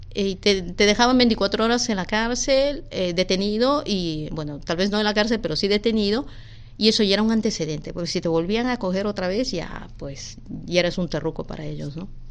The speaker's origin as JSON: {"language": "Spanish", "region": "Lima", "country": "Peru", "tie": "born or raised there", "also_born_or_lived": "Puerto Rico", "moved": "as an adult", "said": "Mi papá eh, era de Tarapoto, mi mamá de Moyobamba y vinimos a vivir aquí en Villa María cuando yo tenía dos años"}